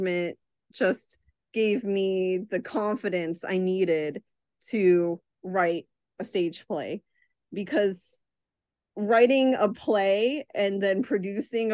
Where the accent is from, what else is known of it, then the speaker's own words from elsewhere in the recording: Virginia, United States; I grew up in Virginia during a time when there were almost no Salvadorans